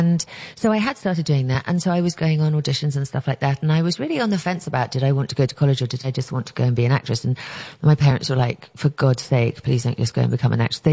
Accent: England, United Kingdom; moved away as an adult; now in United States; I grew up in England

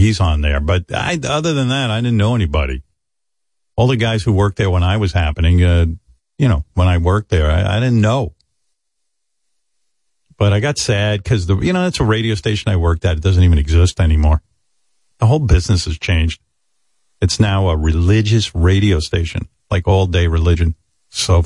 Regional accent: New York, United States; I was like from New York

